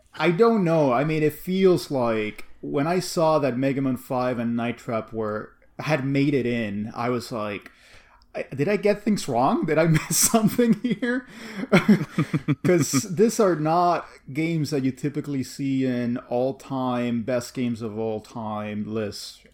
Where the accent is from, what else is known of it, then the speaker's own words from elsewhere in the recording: Cuba; growing up in Cuba